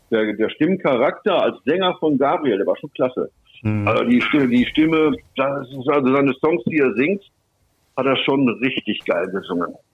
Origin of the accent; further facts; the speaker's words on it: Bielefeld, North Rhine-Westphalia, Germany; accent: Westphalian; Ich bin aus Westfalen, mhm. wie er auch. Ja. ja ich komme aus Bielefeld, 15 Kilometer weiter ist Bünde, da kommt er her.